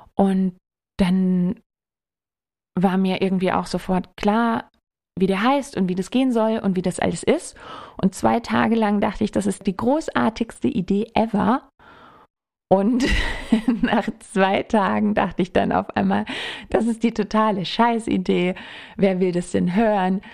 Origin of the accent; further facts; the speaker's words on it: Germany; moved away as an adult; also born or lived in Munich; now in Würzburg, Germany; ich komme aus der Nähe und aus der mhm, Nähe mhm. bedeutet mhm. so eine Stunde von hier.